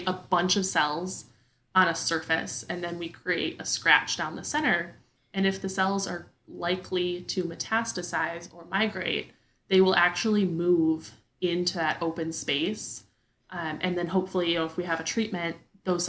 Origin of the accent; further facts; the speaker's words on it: Wisconsin, United States; moved away as an adult; also born or lived in Madison, Wisconsin; now in Texas, United States; my hometown folk in the great state of Wisconsin